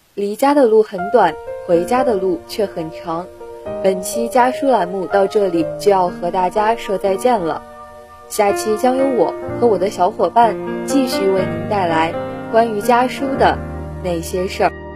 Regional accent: Tiantai, Zhejiang, China; moved away as an adult; also born or lived in Nanjing; 来自浙江天台。我在南京大学，距离我的家乡四百五十六公里

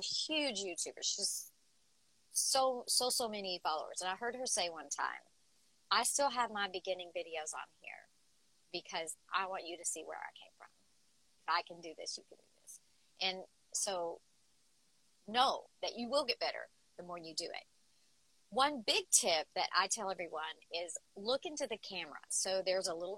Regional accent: the South, United States; I'm from the South.

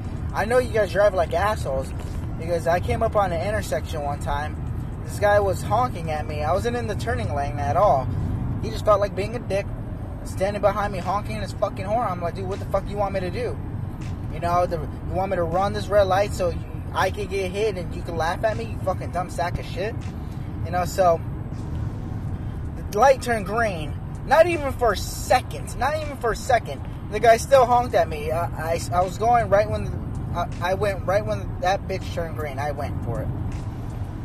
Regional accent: Arizona, United States; now in Portland, United States; I'm from Arizona. I'm an Arizona native

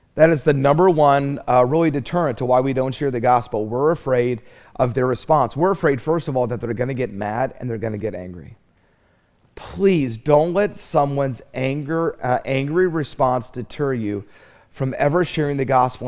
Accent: Charlotte, North Carolina, United States; I'm from Charlotte

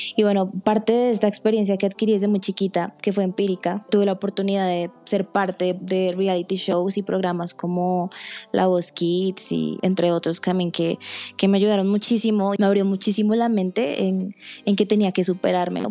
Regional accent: Colombia; soy de Colombia

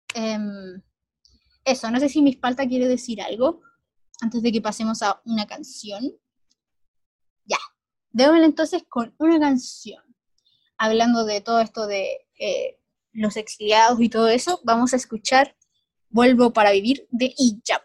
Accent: Chile; somos como chilenos

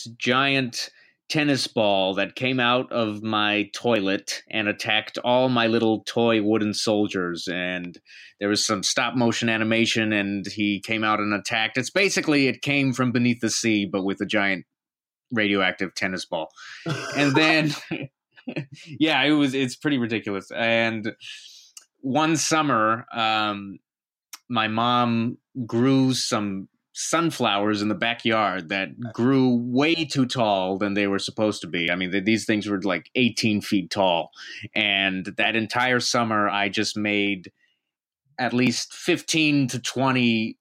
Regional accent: deep south Texas, United States; also born or lived in New York; I'm originally from deep south Texas. Basically, I'm 15 minutes from Mexico.

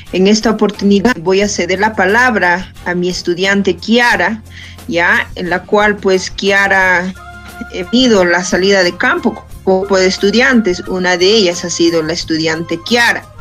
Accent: Junín, Peru; nuestro Junín

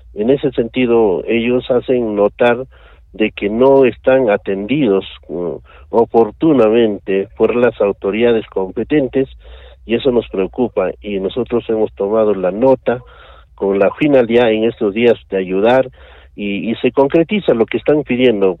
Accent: Peru; Como peruanos nosotros

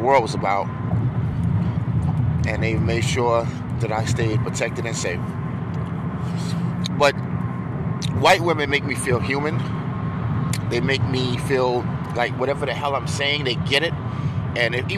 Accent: New York, United States; I'm from New York

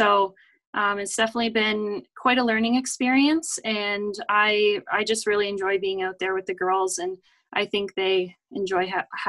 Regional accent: Canada; Canada, obviously hockey is our go-to sport.

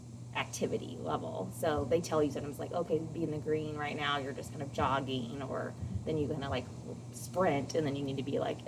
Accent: California, United States; born there; I lived in 2 states. So I was born in California.

